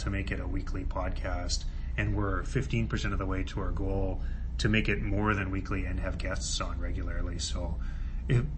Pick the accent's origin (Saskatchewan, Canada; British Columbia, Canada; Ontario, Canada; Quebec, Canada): British Columbia, Canada; now in Toronto, Canada; growing up in Canada